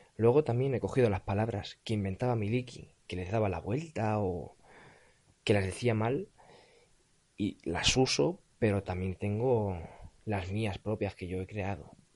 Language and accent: Spanish; Barcelona, Catalonia, Spain; Tengo 15 años. Soy de Barcelona